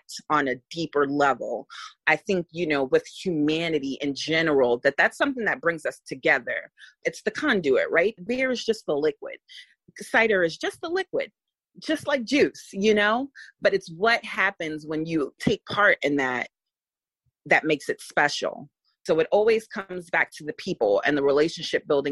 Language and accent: English; New York City, New York, United States; moved away as an adult; now in St. Petersburg, United States; we were born and raised in the Bronx.